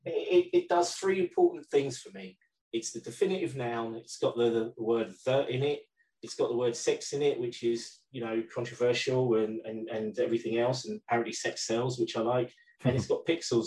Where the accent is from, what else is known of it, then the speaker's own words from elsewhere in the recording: London, United Kingdom; also born or lived in Bermondsey, London; I'm originally from Tooting, London. In South London. Our house was on the same block as the Classic Cinema